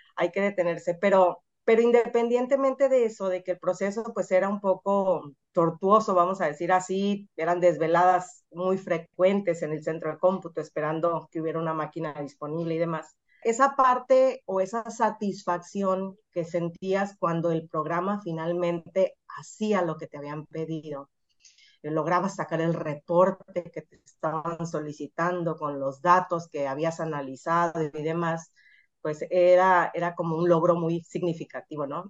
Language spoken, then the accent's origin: Spanish; Mazatlán, Sinaloa, Mexico; moved away as an adult; also born or lived in Hermosillo; now in Culiacán, Mexico; soy de Mazatlán